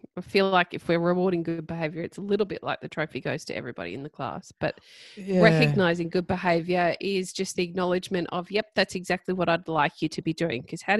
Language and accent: English; Ipswich, Queensland, Australia; And then we get into Ipswich. I'm pulling into my hometown.